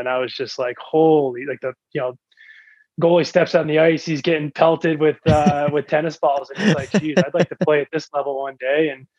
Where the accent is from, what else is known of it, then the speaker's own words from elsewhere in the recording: Connecticut, United States; Growing up in Connecticut, it's like all you know.